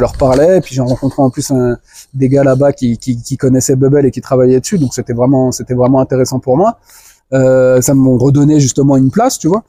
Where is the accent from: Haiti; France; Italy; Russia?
France; moved away as an adult; also born or lived in Guinea; alors moi, je suis né en France, hein, j'ai grandi en France, j'ai tout fait en France